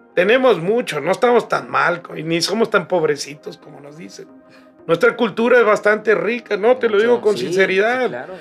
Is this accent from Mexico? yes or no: yes; Baja California, Mexico; moved away; Nosotros nos quedamos en Baja California